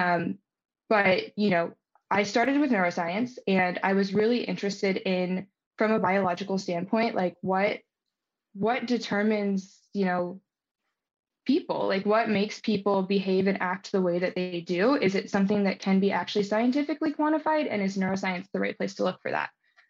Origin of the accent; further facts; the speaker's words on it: Baltimore, Maryland, United States; moved away as an adult; also born or lived in California; I'm from Baltimore, Maryland. I was, you know, very happy with growing up in that environment.